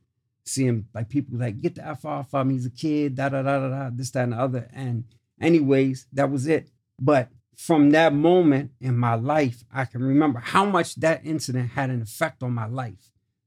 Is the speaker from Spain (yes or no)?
no; Prince Albert, Saskatchewan, Canada; born there; So with that being said, yeah, I was born in Prince Albert, Saskatchewan.